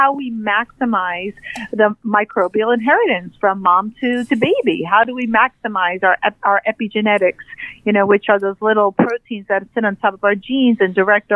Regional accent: New York City, New York, United States; I'm a gal from New York City

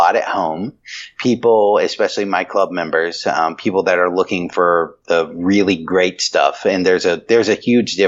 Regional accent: North Carolina, United States; I'm a boy from North Carolina

